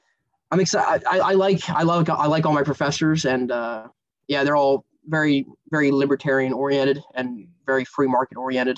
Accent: North Apollo, Pennsylvania, United States; I grew up in North Apollo, PA. Moved all around the town, been on mostly every single street in town, really. And I went to Apollo Ridge High School. I'm currently 20 years old.

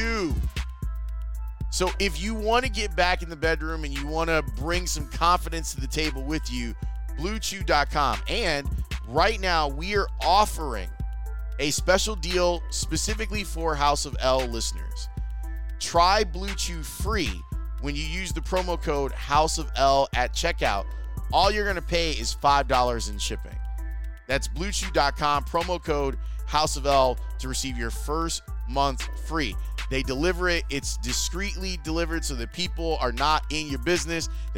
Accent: Chicago, Illinois, United States; the 95th Street L station, not too far from where I went to grammar school.

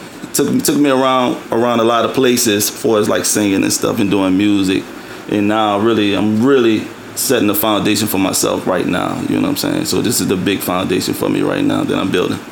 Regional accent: New Orleans, Louisiana, United States; also born or lived in Atlanta; I'm from New Orleans, Louisiana.

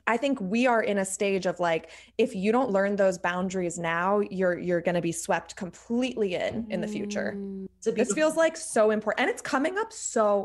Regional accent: Philadelphia, Pennsylvania, United States; I'm from Philly.

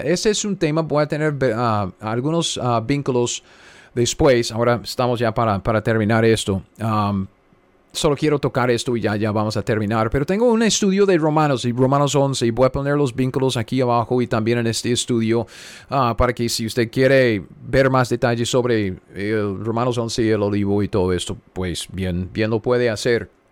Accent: United States; Spanish is a second language; now in Kansas, United States; yo soy simplemente un gringo cualquiera sentado aquí en, medio de los Estados Unidos, en Kansas

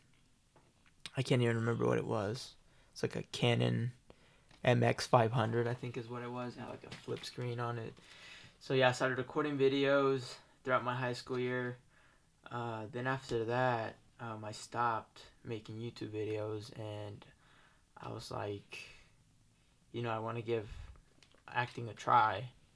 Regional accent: Tulsa, Oklahoma, United States; I was born and raised in Tulsa, Oklahoma

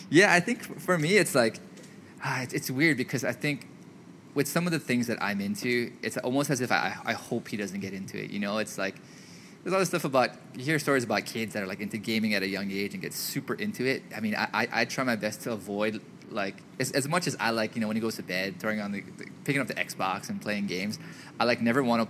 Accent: Hawaii, United States; growing up in Hawaii and like being from Hawaii

